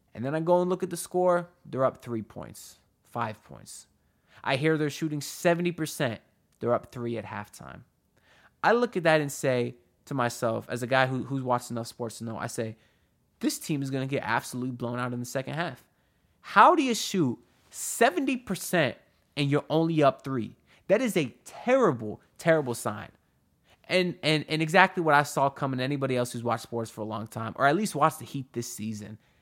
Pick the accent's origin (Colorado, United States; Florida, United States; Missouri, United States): Florida, United States; Davie; N S U, I literally grew up maybe a mile from them